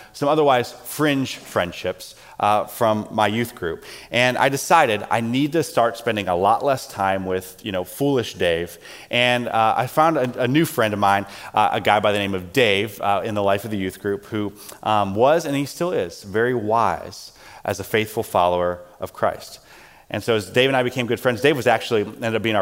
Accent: South Carolina, United States; growing up in South Carolina

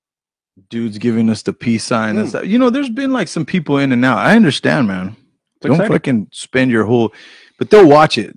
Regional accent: New Mexico, United States; now in Kansas City, United States; I'm from New Mexico

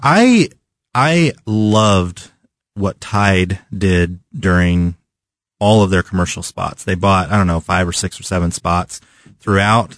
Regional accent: Southern California, United States; now in Kansas City, United States; one of the places I grew up in Southern California

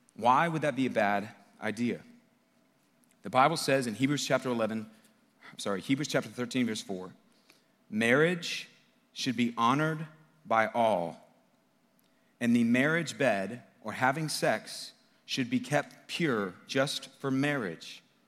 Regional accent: United States; I'm an American.

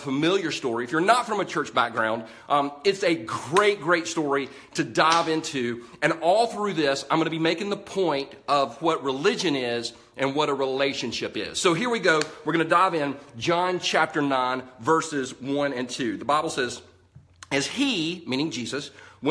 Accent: United States; I'm an American

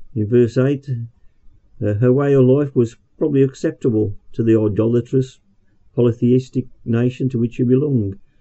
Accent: Birmingham, West Midlands, United Kingdom; accent: Brummie; about being a Brummie

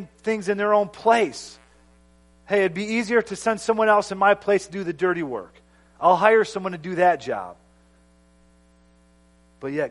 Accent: United States; as an American

